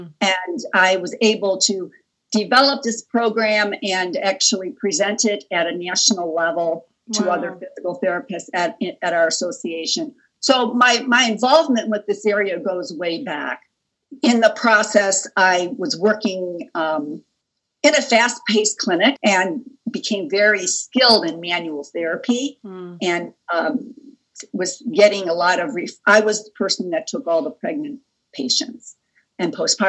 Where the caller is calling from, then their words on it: Cleveland, Ohio, United States; Yes, I'm joining you from Cleveland, Ohio, and I'm very happy to be here with you today.